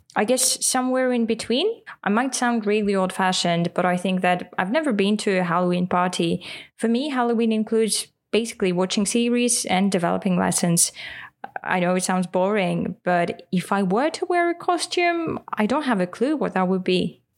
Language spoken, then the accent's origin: English; Russia; first language Russian; English is a second language; In Russian, we would say